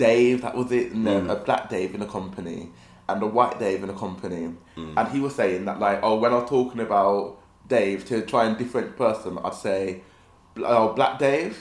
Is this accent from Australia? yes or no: no; Pilton, South West England, United Kingdom; I was from Pilton, so I was Somerset.